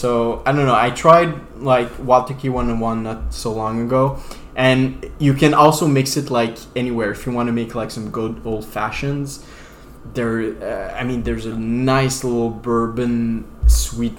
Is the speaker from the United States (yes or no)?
no; Canada; accent: French-Acadian; I'm French-Canadian